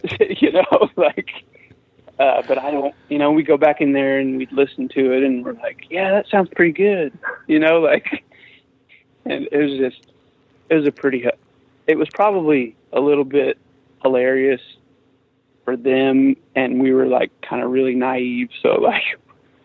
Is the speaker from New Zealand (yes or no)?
no; Midwest, United States; we're from the Midwest